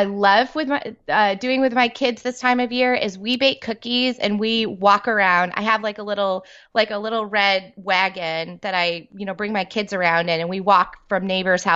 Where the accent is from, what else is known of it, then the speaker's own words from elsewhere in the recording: New York, United States; now in Texas, United States; I grew up in New York